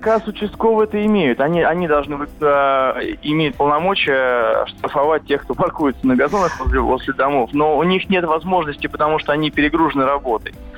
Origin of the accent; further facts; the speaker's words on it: Moscow, Russia; я сам очень часто бываю в Бирюлево, откуда я родом